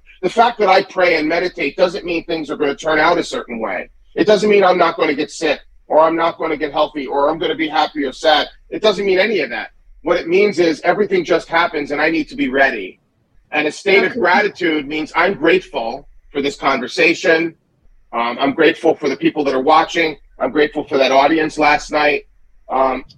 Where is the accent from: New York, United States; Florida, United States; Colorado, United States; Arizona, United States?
New York, United States; Great Neck; also born or lived in Manhattan; I grew up in Long Island, you know, in Great Neck, and then I moved to Manhattan.